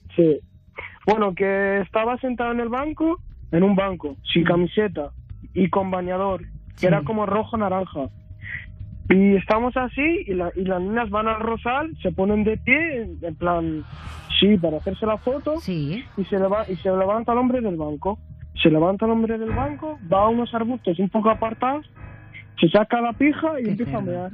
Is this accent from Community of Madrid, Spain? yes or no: yes; Madrid, Community of Madrid, Spain; yo soy de Carabanchel